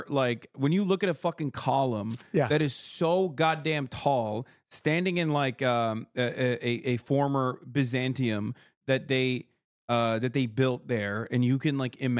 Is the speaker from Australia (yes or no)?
no; Istanbul, Turkey; I grew up in Istanbul